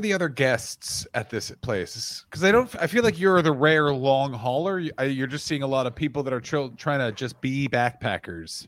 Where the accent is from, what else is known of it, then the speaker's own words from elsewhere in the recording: Ottawa, Ontario, Canada; moved away; I grew up in Ottawa